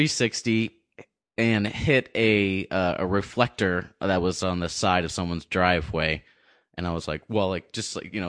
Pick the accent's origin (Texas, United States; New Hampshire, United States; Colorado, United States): New Hampshire, United States; Pelham; I'm from the Pelham side of town. That's the wrong side of the tracks.